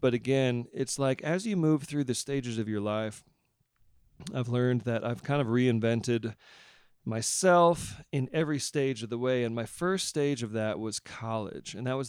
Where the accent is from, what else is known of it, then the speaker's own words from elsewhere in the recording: San Diego, California, United States; played in a reggae band, you know, things I grew up doing around San Diego in the beach clubs.